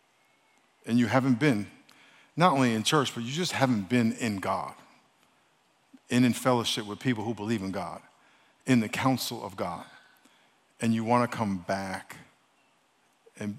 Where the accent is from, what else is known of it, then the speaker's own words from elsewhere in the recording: New York, United States; now in San Diego, United States; I'm from New York, so I've been here 40 years this year